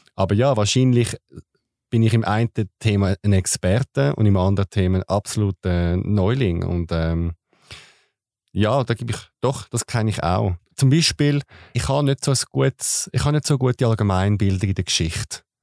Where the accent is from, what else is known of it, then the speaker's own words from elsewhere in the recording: Switzerland; als Schweizer